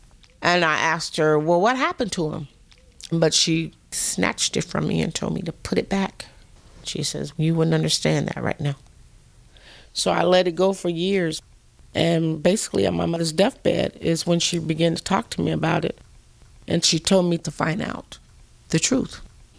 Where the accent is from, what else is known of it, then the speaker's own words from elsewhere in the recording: Las Vegas, Nevada, United States; I was born in Las Vegas, Nevada, and I am the granddaughter